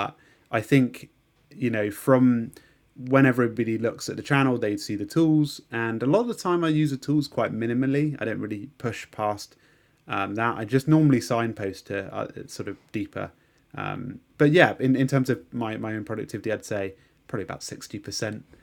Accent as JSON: {"language": "English", "region": "London", "country": "United Kingdom", "tie": "born there", "said": "I was I was born in London, but we moved to a really nice rural part."}